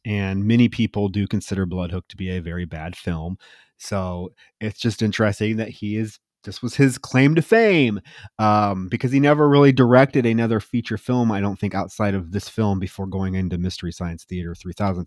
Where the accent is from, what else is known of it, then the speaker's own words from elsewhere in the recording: Iowa, United States; moved away; also born or lived in Texas; I grew up in Iowa